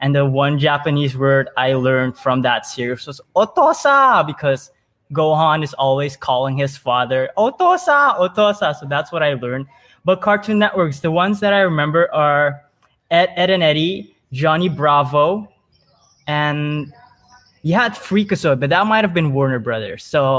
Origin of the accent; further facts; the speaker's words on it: Suriname; But I was born and raised in Suriname.